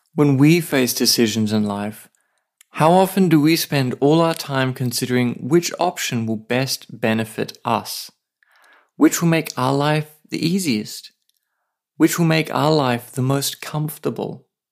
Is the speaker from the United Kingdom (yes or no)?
no; Australia; now in Saipan, Northern Mariana Islands